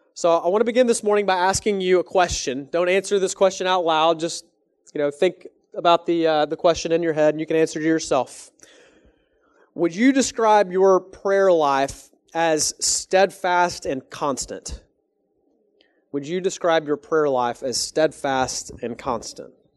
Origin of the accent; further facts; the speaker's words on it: Texas, United States; moved away as an adult; now in Canada; I'm from Texas